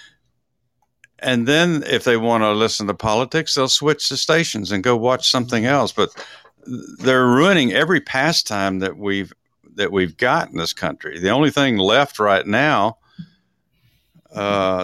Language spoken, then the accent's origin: English; Dallas, Texas, United States; I'm from Dallas